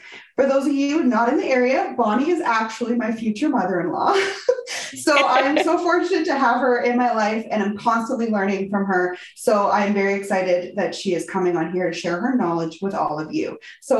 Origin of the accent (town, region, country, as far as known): Canadian prairies, Canada